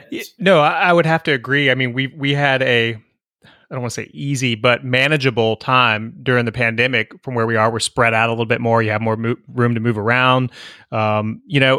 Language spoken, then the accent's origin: English; Fairfax County, Virginia, United States; now in South Mississippi, United States; I grew up outside of Washington, D.C., Fairfax County school system